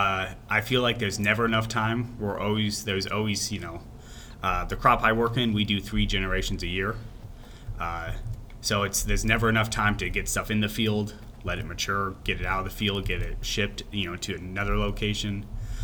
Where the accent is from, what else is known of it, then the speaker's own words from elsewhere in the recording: Illinois, United States; moved away as an adult; now in Texas, United States; I grew up in Illinois, pretty much spent my entire life there, never even saw sorghum